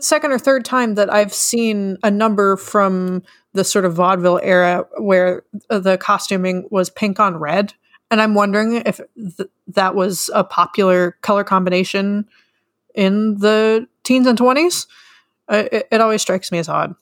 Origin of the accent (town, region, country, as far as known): Kentucky, United States; born or raised there